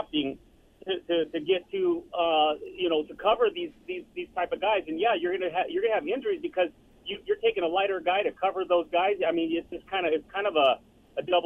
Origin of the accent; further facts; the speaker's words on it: Southern California, United States; now in Las Vegas, United States; I grew up in Southern California